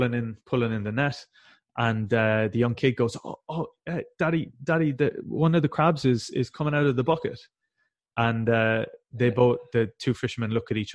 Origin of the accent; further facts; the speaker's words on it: West Cork, Munster, Ireland; I'm from a very rural part of Ireland. I'm from West Cork